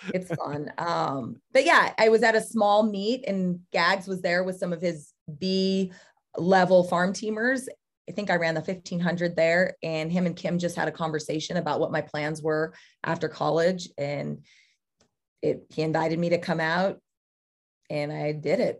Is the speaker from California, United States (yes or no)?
yes; Ceres, California, United States; moved away; I grew up in the Central Valley of California, went to Ceres